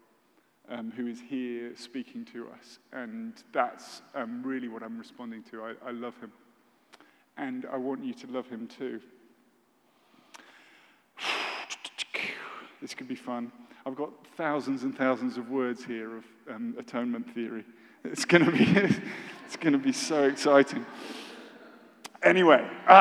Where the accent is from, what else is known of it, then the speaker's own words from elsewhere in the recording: United Kingdom; I'm British